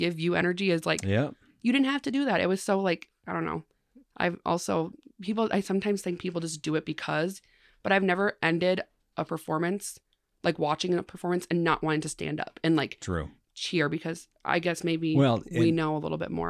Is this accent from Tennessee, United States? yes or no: no; Mankato, Minnesota, United States